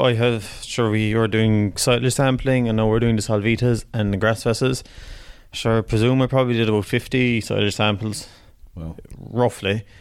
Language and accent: English; Macroom, Munster, Ireland; I'm from Macroom, County Cork, down the banks of the River Lee